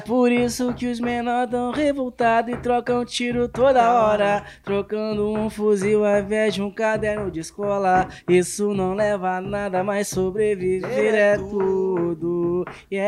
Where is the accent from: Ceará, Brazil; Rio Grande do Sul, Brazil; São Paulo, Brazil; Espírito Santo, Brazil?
Rio Grande do Sul, Brazil; eu sou gaúcho